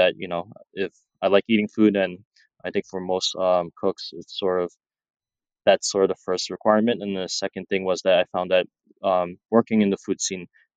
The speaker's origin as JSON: {"language": "English", "town": "New York City", "region": "New York", "country": "United States", "tie": "born or raised there", "also_born_or_lived": "Chinatown, New York City", "said": "growing up in Brooklyn, we were living in Flatbush"}